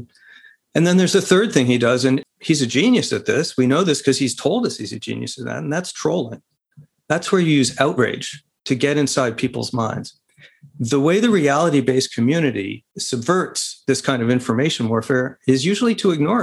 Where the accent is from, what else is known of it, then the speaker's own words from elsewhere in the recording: Arizona, United States; my home state of Arizona